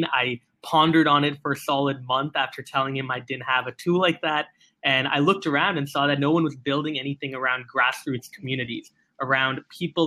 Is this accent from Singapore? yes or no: yes; Singapore; I was born and raised in Singapore